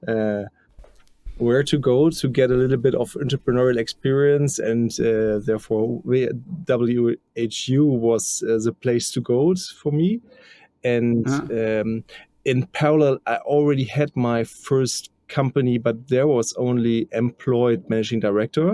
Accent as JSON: {"language": "English", "country": "Germany", "tie": "born or raised there", "lives_now": "Hamburg, Germany", "said": "I live in Hamburg and also grow up quite near to Hamburg"}